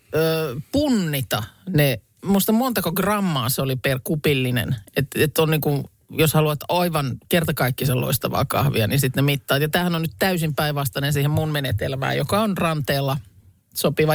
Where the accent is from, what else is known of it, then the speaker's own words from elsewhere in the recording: Lahti, Päijät-Häme, Finland; olen Lahesta kotosin